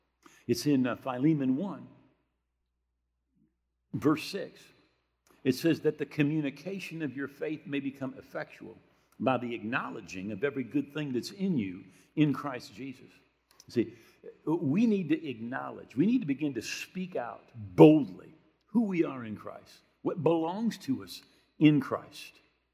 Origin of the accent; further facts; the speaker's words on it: Grand Rapids, Michigan, United States; I was brought up here in Grand Rapids area. Right? We have 3 major denominations that all had their headquarters there.